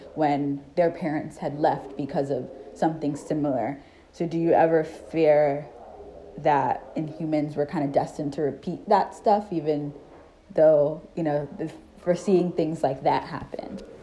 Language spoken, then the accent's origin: English; United States; my home country, the United States